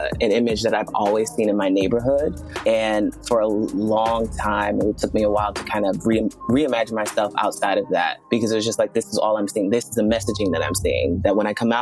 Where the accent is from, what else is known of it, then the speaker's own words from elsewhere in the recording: New York City, New York, United States; moved away; I was born in Brooklyn, New York, in a neighborhood known as Brownsville, Brooklyn. And if anyone knows about Brownsville, Brooklyn, it is a miracle to have made it out